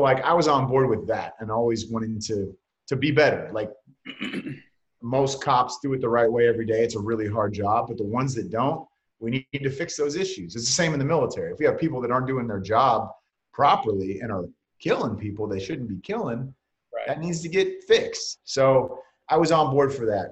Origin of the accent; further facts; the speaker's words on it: Bay Area, California, United States; I was just a big 49er fan growing up in the Bay Area